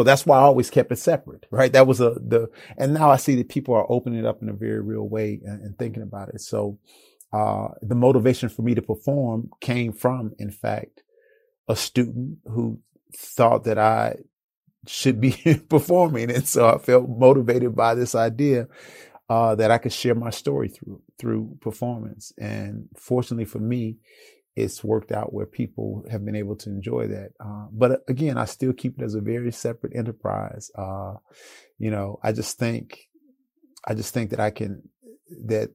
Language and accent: English; Chicago, Illinois, United States; I grew up in Chicago, and growing up in Chicago, you're always exposed to house music